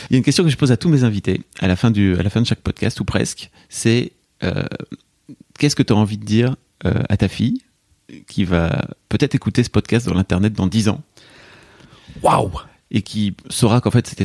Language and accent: French; Hauts-de-France, France; On vient tous les deux du Nord.